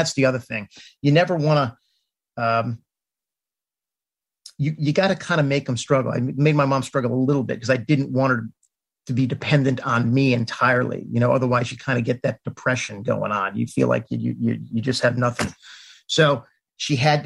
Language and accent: English; Washington, District of Columbia, United States; I'm originally from the Washington, D.C. area, like literally next to Chevy Chase Circle in Washington. Went to D.C. public schools